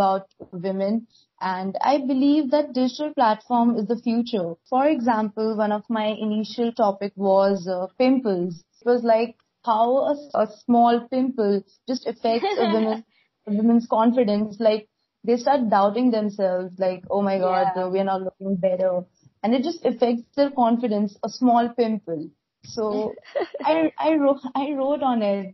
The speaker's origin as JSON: {"language": "English", "country": "India", "said": "from India"}